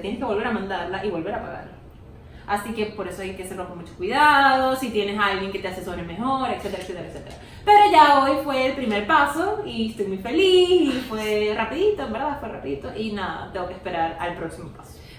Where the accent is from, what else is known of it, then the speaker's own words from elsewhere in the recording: Venezuela; moved away; en qué país naciste y puse Venezuela